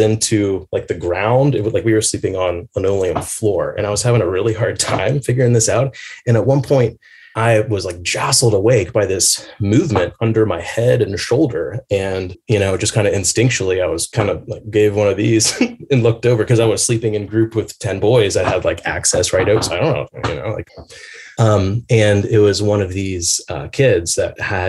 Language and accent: English; Atlanta, Georgia, United States; moved away as an adult; also born or lived in Portland; growing up in Atlanta, We lived in this neighborhood, Little Five Points